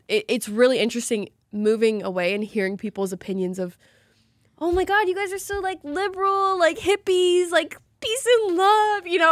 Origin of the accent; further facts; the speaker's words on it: Salem, Oregon, United States; we both grew up in Oregon